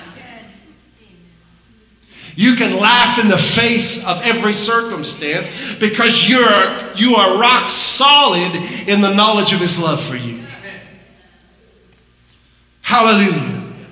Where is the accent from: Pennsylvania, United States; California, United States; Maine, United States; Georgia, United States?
Pennsylvania, United States; Pittsburgh; moved away; I'm originally from the Pittsburgh area